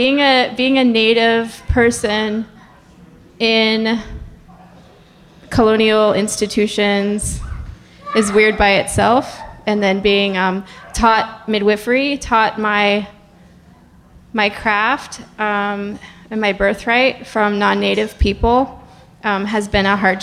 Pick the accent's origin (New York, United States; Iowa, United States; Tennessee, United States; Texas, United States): New York, United States; I am Wolf Clan from Akwesaste Mohawk Nation. From my mother. My mother's Wolf Clan.